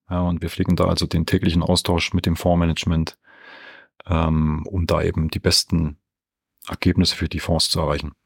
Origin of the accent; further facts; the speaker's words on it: Franconia, Bavaria, Germany; bin ich viel in meiner Heimat Franken unterwegs